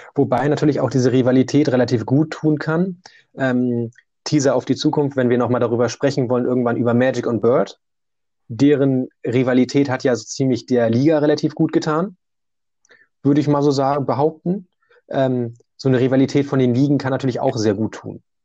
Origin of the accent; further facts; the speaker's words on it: Germany; Ich komme aber auch jetzt aus Deutschland